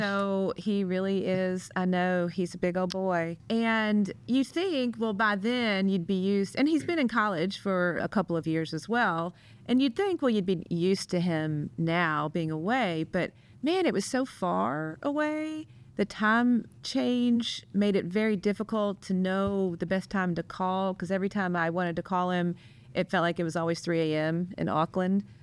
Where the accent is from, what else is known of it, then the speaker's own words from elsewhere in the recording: Kentucky, United States; now in St. Louis, United States; my hometown in Kentucky